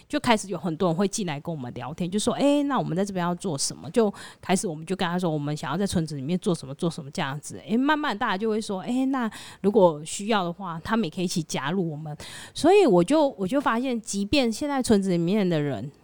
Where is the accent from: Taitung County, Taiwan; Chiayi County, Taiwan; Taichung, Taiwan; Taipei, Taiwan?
Taichung, Taiwan; moved away as an adult; also born or lived in Lugu, Nantou; now in Nantou, Taiwan; 我不是，哎，我是台中人。 真的哦。你跟我们一样，哎，对啊。都是真的哦。台中人。对，对，对，我是台中人，然后嫁来南投